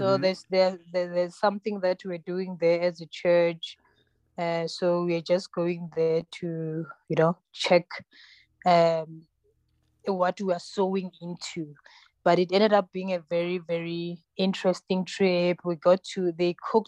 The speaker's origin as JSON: {"language": "English", "country": "South Africa", "first_language": "Tsonga", "second_language": "English", "said": "I'm originally Tsonga, Xitsonga. So I speak that. That's my mother tongue."}